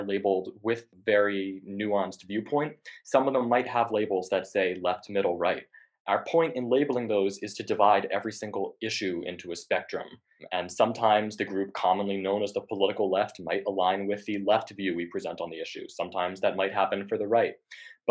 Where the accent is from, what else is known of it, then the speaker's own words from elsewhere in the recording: Connecticut, United States; I'm from Connecticut